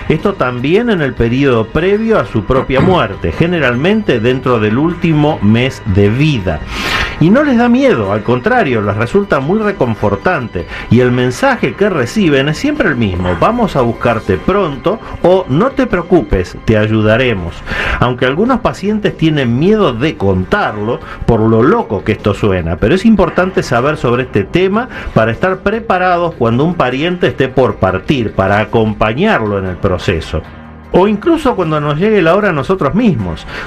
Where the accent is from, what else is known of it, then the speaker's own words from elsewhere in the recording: Zacatecas, Mexico; yo soy de Zacatecas.